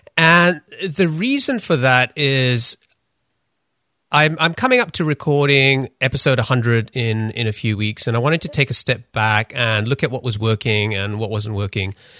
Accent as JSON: {"language": "English", "region": "London", "country": "United Kingdom", "tie": "born or raised there", "also_born_or_lived": "Pakistan / Denmark", "said": "I grew up in London"}